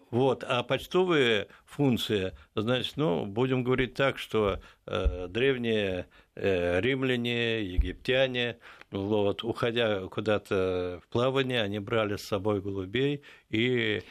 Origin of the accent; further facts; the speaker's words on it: Moscow, Russia; Я уроженец непосредственно вот этого вот Перервы, то есть сейчас район Печатники